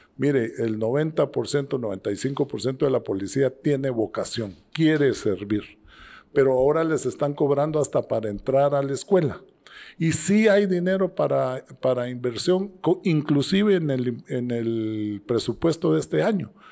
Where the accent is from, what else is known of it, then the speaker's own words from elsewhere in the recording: Guatemala; moved away as an adult; also born or lived in Monterrey, Mexico / Israel; un guatemalteco, nací aquí en Guatemala, aquí crecí, hice mis estudios de primaria, secundaria